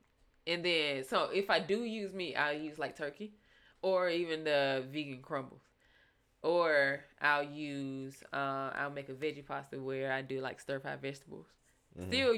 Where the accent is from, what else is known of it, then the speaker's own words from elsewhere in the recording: the South, United States; nigga, I'm from the South.